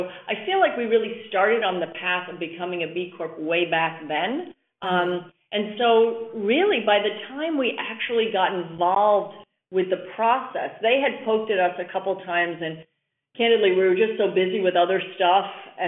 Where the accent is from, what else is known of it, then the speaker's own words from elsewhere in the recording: New York City, New York, United States; I came from New York City. I go back there all the time.